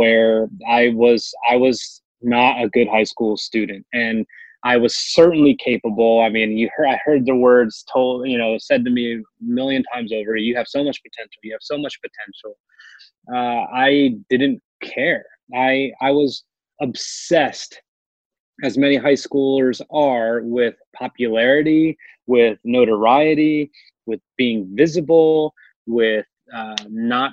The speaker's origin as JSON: {"language": "English", "town": "Morristown", "region": "New Jersey", "country": "United States", "tie": "born or raised there", "said": "my hometown of Morristown, New Jersey"}